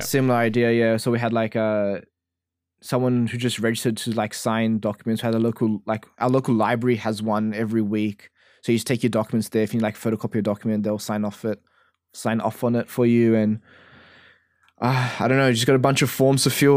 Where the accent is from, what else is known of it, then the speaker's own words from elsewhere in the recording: Australia; as an Australian